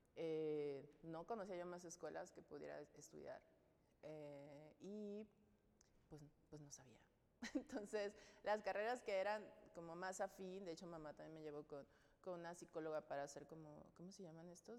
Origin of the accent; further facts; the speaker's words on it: Navolato, Sinaloa, Mexico; also born or lived in Nayarit; yo nací en Nayarit y cuando nos mudamos a Sinaloa yo tenía siete años, entonces crecí en Nabolato, Sinaloa.